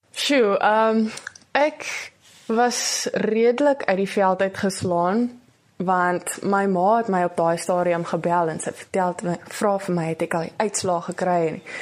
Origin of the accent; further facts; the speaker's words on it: Porterville, Western Cape, South Africa; Ek is van Porterville. Ek is nou tans in Hoërskool Porterville in Graad 11.